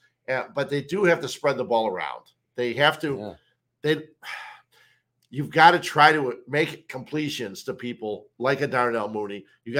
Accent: Cicero, Illinois, United States; I grew up in Cicero

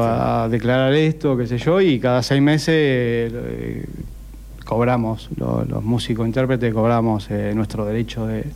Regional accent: Necochea, Buenos Aires Province, Argentina; yo soy de Nicochea

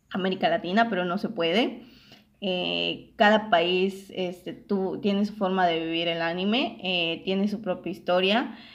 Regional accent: Yucatán, Mexico; also born or lived in Ciudad del Carmen, Campeche; nosotros somos aquí de, de Yucatán. Eh, yo, no, yo no vivía aquí en Yucatán, yo vivía en, en Ciudad del Carmen, Campeche. Imagínense, estaba yo en otro estado.

